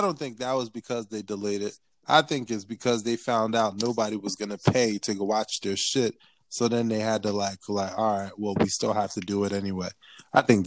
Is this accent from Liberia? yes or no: yes; Liberia; me a Liberian